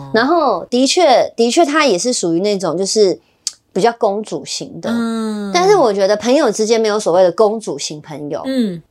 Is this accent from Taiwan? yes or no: yes; Taiwan; 我们是台湾人